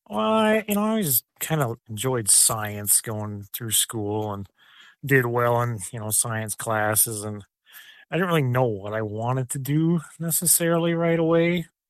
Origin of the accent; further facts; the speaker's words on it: Mason City, Iowa, United States; I grew up on a farm in, like, north central Iowa by kinda Mason City area